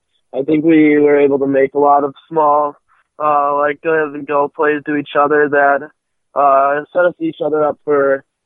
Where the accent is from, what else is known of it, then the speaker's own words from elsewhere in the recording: Minnetonka, Minnesota, United States; I'm from Minnetonka, Minnesota.